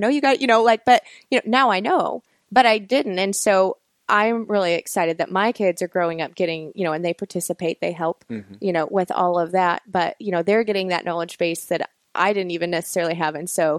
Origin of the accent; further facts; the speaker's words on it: North Carolina, United States; It goes back farther because I hail from Mountain Stock in Appalachia, North Carolina.